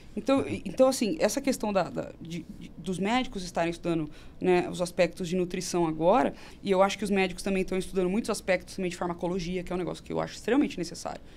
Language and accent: Portuguese; Campinas, São Paulo, Brazil; Sou de Campinas